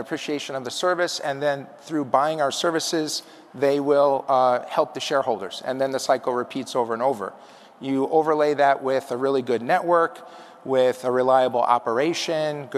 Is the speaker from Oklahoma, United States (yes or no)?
no; Chicago, Illinois, United States; moved away; Chicago is my hometown. I grew up right near the airport